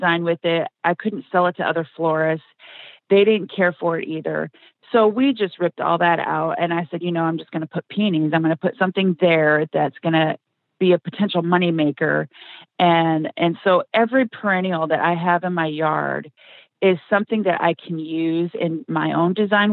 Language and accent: English; Washington, United States; moved away; I'm originally from Washington State